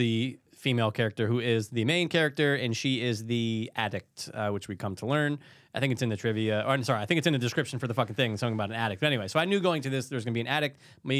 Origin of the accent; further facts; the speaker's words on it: Midwest, United States; I'm from the Midwest.